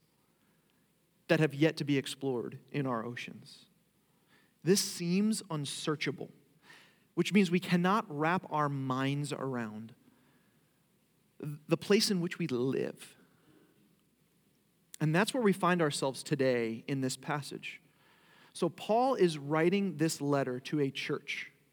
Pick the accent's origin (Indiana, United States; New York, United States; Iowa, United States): New York, United States; Long Island; moved away as an adult; now in Florida, United States; I actually grew up in Long Island, New York